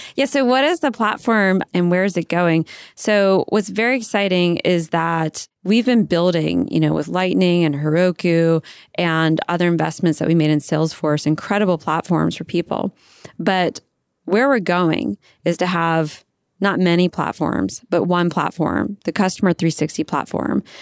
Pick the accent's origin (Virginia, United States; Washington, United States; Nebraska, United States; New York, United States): Virginia, United States; moved away as an adult; also born or lived in California; I was raised in Virginia.